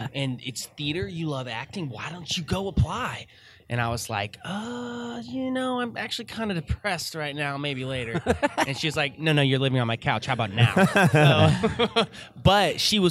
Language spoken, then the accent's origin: English; Fort Worth, Texas, United States; I'm DFW.